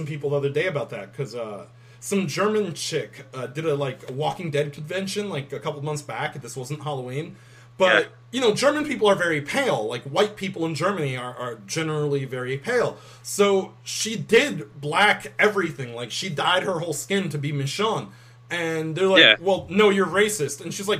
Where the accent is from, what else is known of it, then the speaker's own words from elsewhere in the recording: United Kingdom; Fuck you. I'm British.